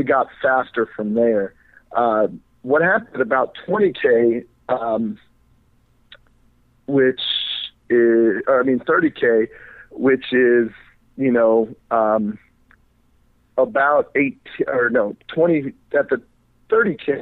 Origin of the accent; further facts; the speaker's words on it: Fort Lauderdale, Florida, United States; since I'm from Florida